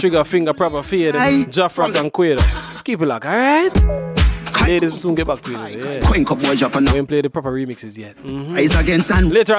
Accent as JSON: {"language": "English", "country": "Jamaica", "said": "I am still Jamaican."}